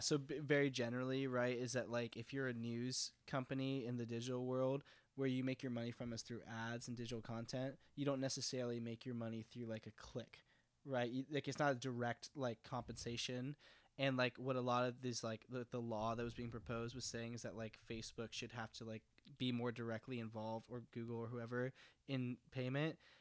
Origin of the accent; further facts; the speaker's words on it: Texas, United States; as someone from Texas